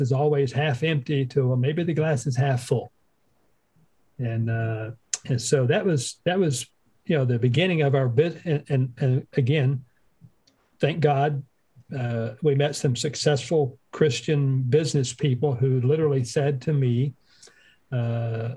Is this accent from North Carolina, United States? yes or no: yes; Western North Carolina, United States; moved away as an adult; also born or lived in North Dakota; We're from Western North Carolina